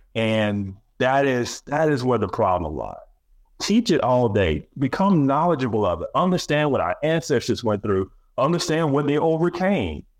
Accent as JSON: {"language": "English", "region": "Alabama", "country": "United States", "said": "I'm from Alabama, we had Alabama state history."}